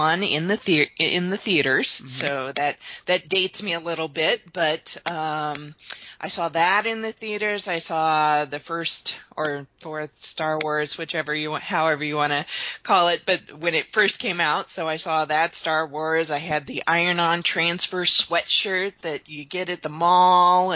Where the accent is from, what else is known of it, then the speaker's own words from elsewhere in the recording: Kansas City, United States; In Kansas City. I've lived here since I was 3.